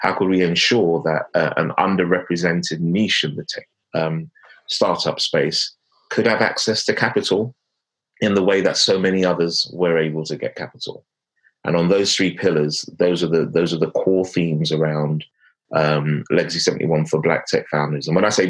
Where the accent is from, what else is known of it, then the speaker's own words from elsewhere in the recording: London, United Kingdom; But born and raised in London